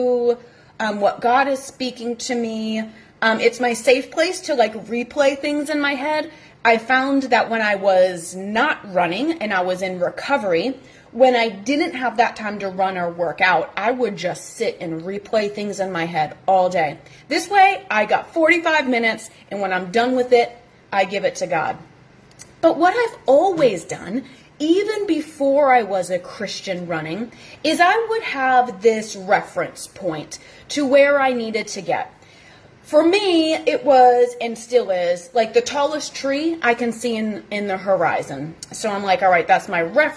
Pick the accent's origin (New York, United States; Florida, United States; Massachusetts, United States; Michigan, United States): Massachusetts, United States; moved away; also born or lived in the South; I'm originally from the North, born and raised in Massachusetts.